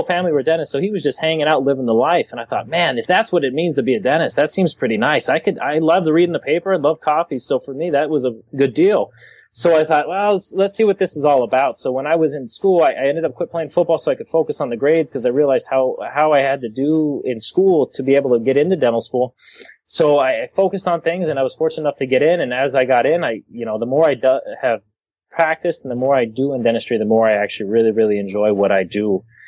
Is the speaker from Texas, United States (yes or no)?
yes; Texas, United States; also born or lived in Arizona; now in Tucson, United States; I grew up in Texas before moving out here to Arizona. So I spent 12 or 13 years in Texas.